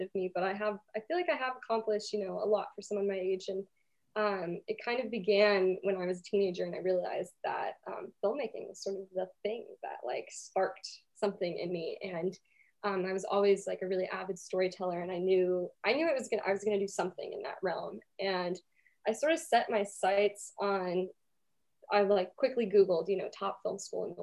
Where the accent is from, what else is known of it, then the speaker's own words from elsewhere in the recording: Tucson, Arizona, United States; also born or lived in Portugal; now in Santa Barbara, United States; I was born in Tucson, Arizona